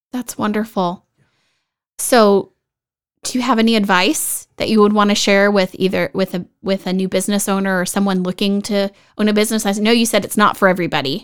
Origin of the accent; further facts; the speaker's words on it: Dallas Fort Worth area, Texas, United States; now in Vista, United States; I'm originally from the Dallas Fort Worth area